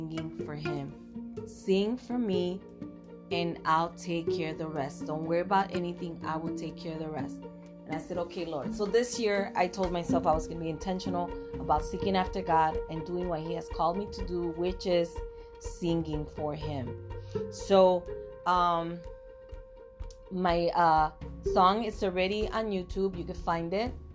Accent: Puerto Rico; first language Spanish; English is a second language; now in United States; I was born and raised in Puerto Rico

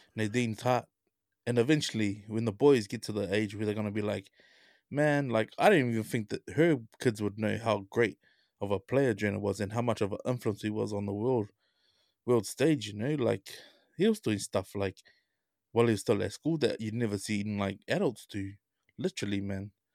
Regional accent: Auckland, New Zealand; I grew up in Ranui.

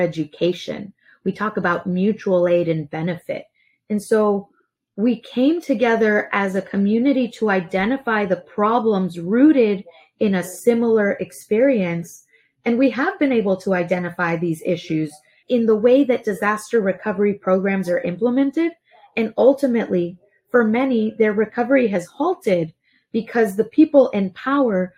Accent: Laredo, Texas, United States; moved away; I'm originally from Laredo

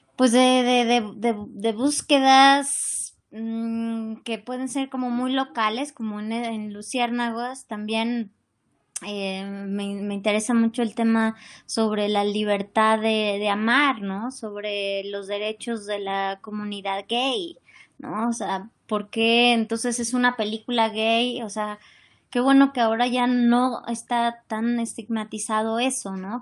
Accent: Mexico; como mexicanos pues sí, vivimos la migración

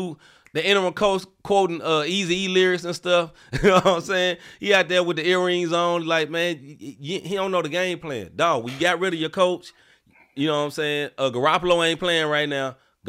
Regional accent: Memphis, Tennessee, United States; I am from Memphis and I love Memphis.

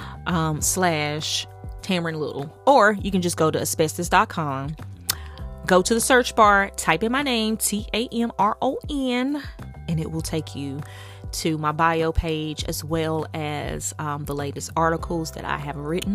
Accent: the South, United States; accent: southern; My southern accent

